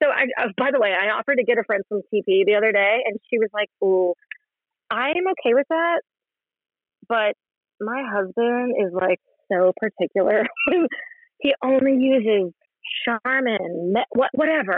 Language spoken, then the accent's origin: English; West Virginia, United States; I grew up poor in West Virginia